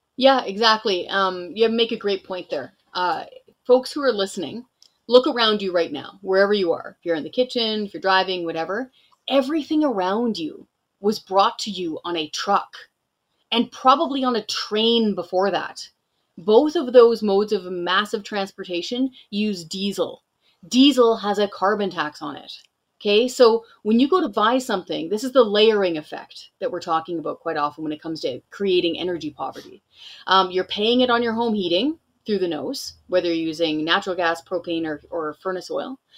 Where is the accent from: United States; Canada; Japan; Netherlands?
Canada; British Columbia; moved away as an adult; also born or lived in Ottawa, Canada; now in Lethbridge, Canada; I was born and raised in British Columbia